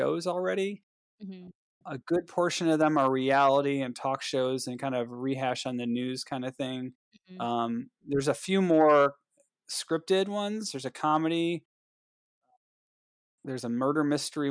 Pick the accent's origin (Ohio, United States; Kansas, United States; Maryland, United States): Ohio, United States; Cleveland; I'm from Cleveland